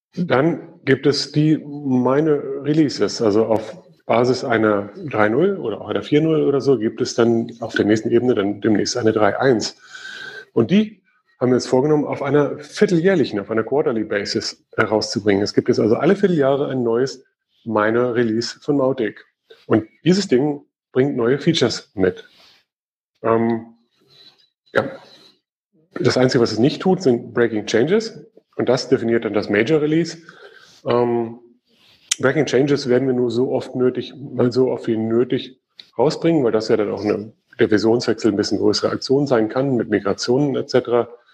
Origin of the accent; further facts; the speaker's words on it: Germany; Bei uns in Deutschland